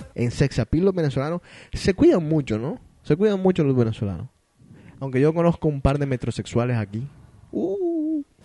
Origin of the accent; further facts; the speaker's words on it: Colombia; now in Boston, United States; yo que soy colombiano